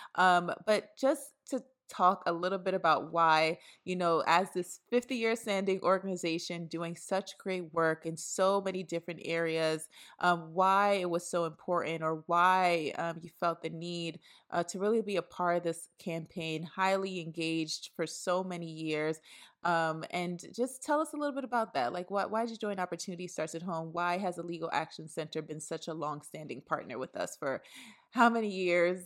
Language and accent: English; New York City, New York, United States; I was raised in Brooklyn, New York